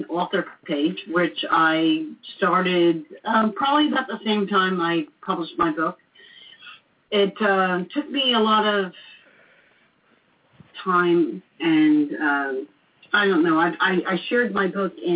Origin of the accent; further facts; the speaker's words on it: Long Branch, New Jersey, United States; now in Florida, United States; I'm from New Jersey